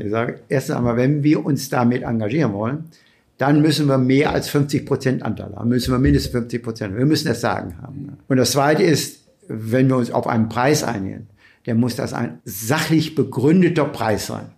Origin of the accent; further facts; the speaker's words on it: Bielefeld, North Rhine-Westphalia, Germany; Ich bin hier groß geworden, habe Bielefeld natürlich als immer als meine Heimat angesehen